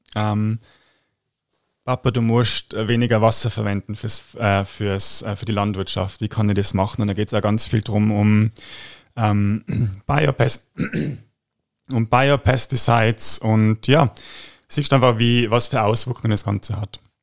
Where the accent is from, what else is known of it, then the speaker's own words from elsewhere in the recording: Tyrol, Austria; bei uns in Tirol